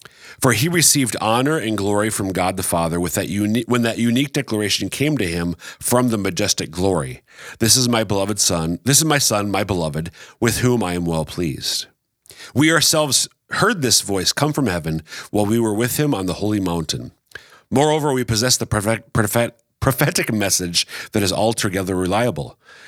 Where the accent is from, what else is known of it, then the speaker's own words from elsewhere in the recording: Minnesota, United States; now in Sioux Falls, United States; I have almost been in South Dakota longer than I was in my home state of Minnesota.